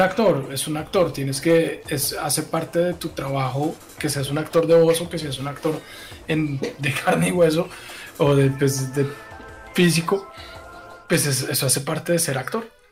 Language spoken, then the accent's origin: Spanish; Bogotá, Bogotá Capital District, Colombia; todos somos rolos aquí.